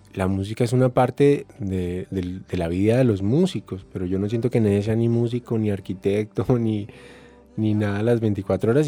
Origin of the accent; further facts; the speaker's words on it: Bogotá, Colombia; Yo crecí en, en Bogotá, en un barrio del occidente que se llama Modelia